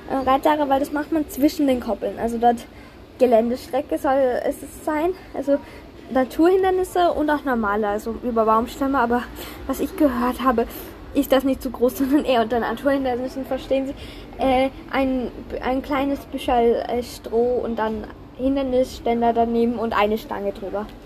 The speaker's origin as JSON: {"language": "German", "country": "Austria", "said": "Und wenn man die Lizenz hat, dann darf man Turniere reiten. Also so ist das bei uns in Österreich."}